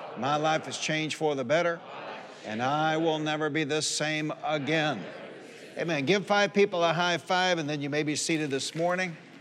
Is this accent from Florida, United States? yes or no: no; Warren, Michigan, United States; also born or lived in Highland Park, Michigan; My mother, we moved from Highland Park, Michigan to Warren, Michigan